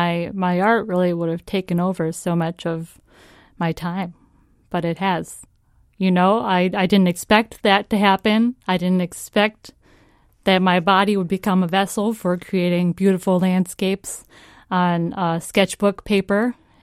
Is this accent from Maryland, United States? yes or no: no; Virginia, Minnesota, United States; I'm from Virginia, Minnesota. It's a real place.